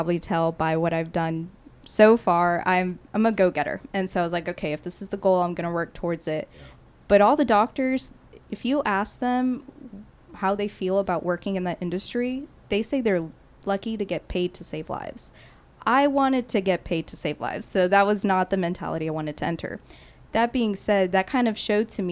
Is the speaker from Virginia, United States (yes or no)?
no; Katy, Texas, United States; also born or lived in Houston; growing up in Katy, staying in Houston